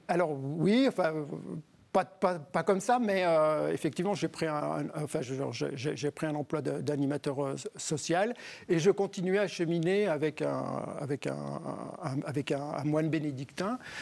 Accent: Ain, countryside near Lyon, Auvergne-Rhône-Alpes, France; also born or lived in Bourg-en-Bresse; j'ai vécu dans la campagne plutôt près de, plutôt près de Lyon

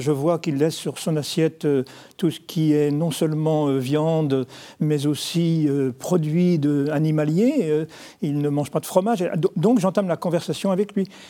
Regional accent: Nantes, Pays de la Loire, France; je suis nantais

